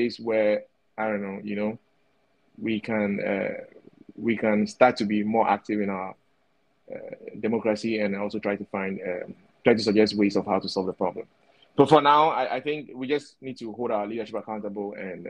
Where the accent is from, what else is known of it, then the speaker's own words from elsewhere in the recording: Ghana; As a Ghanaian